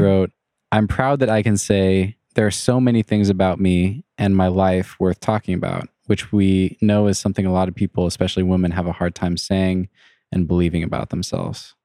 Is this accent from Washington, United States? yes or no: yes; Leavenworth, Washington, United States; also born or lived in Wenatchee; I grew up in Leavenworth